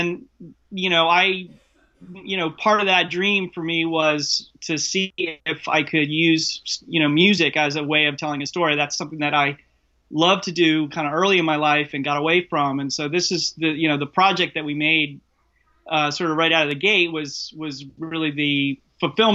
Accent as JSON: {"language": "English", "town": "Washington", "region": "District of Columbia", "country": "United States", "tie": "born or raised there", "said": "I grew up on the East Coast in the DC bubble, inside the kind of political machine in a way."}